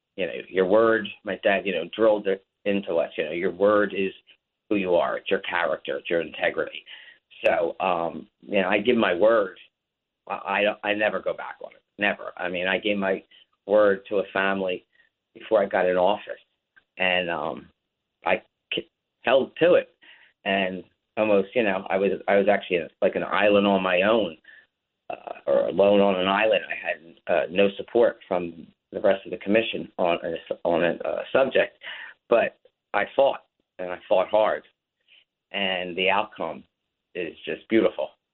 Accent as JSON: {"language": "English", "town": "Atlantic City", "region": "New Jersey", "country": "United States", "tie": "born or raised there", "lives_now": "Ventnor, United States", "said": "I was born and raised in Atlantic City"}